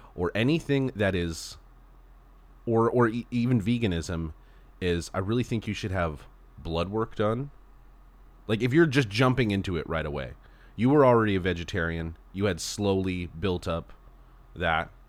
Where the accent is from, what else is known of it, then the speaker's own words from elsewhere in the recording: Southern California, United States; moved away as an adult; also born or lived in Texas; a Southern California boy